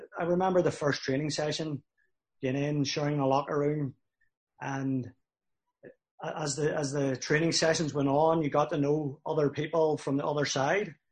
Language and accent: English; Belfast, Northern Ireland, United Kingdom; moved away as an adult; also born or lived in Cincinnati; now in Winnipeg, Canada; growing up in Belfast, you know, it was a divided city.